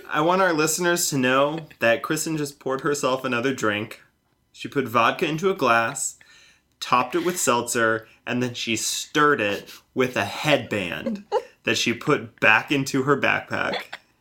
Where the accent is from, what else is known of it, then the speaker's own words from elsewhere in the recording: Montana, United States; I grew up in Montana